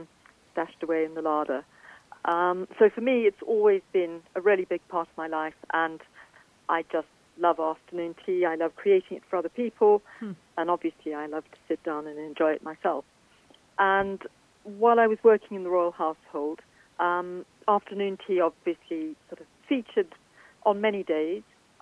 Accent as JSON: {"language": "English", "country": "South Africa", "tie": "born or raised there", "moved": "yes", "said": "I grew up in South Africa. My mum was English. And as I say, although it was a South African upbringing"}